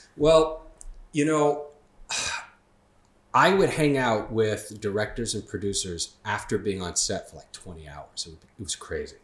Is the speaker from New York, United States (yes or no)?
yes; Long Island, New York, United States; born and raised on Long Island